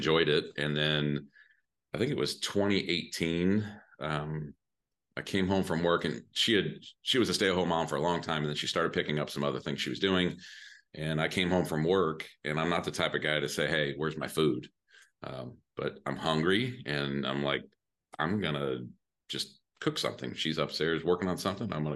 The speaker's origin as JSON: {"language": "English", "town": "Mishawaka", "region": "Indiana", "country": "United States", "tie": "born or raised there", "also_born_or_lived": "San Diego, California / Muncie, Indiana", "lives_now": "Indianapolis, United States", "said": "it's a town next to South Bend called Mishawaka"}